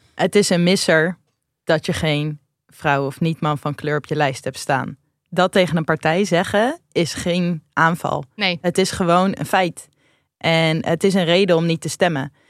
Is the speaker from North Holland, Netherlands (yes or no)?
no; Rotterdam, South Holland, Netherlands; wij komen allebei uit Rotterdam.